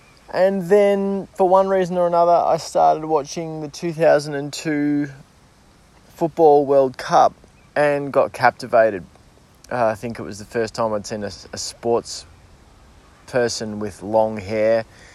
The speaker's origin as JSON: {"language": "English", "country": "Australia", "tie": "born or raised there", "said": "I definitely called it soccer growing up, just because in Australia there's rugby, which gets called football"}